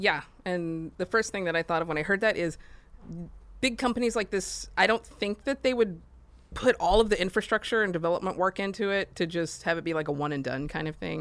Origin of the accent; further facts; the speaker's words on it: Austin, Texas, United States; I'm from Austin